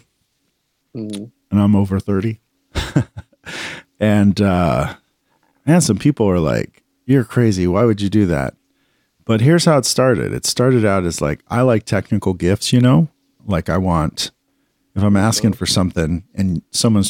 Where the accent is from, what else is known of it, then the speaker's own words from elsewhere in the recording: United States; as an American kid growing up